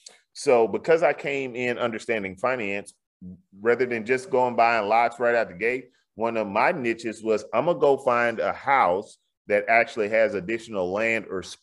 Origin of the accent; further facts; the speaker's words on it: the South, United States; you know, in Houston, you know, I'm from the South.